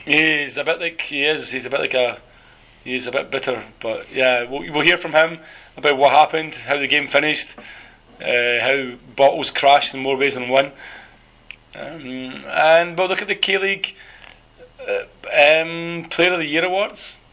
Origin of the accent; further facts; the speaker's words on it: Scotland, United Kingdom; now in South Korea; I'm the Scottish one.